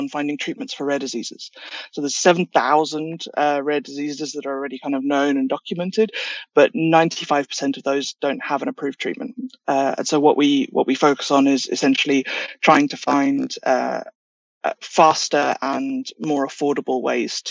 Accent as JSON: {"language": "English", "country": "South Africa", "tie": "born or raised there", "moved": "yes", "said": "I'm South African originally, which makes me fluent in many languages. We have 11 national languages back home"}